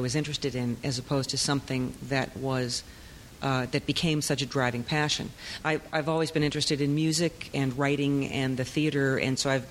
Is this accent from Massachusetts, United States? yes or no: yes; Brockton, Massachusetts, United States; I'm from Massachusetts, from Brockton, Massachusetts, and we were moving into a brand new high school my senior year